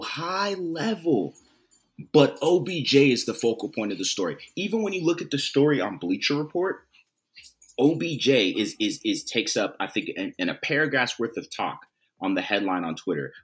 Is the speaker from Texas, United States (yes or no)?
no; Southern California, United States; I'm from Southern California